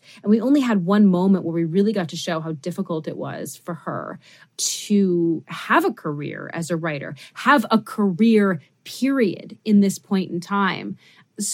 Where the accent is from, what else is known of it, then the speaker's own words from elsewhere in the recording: New York City, New York, United States; I never got to have dogs when I was growing up because I grew up in New York City and the building that I lived in didn't allow them.